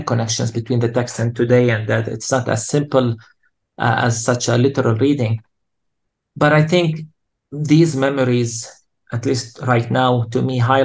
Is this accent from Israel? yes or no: no; Palestine; Growing up in Palestine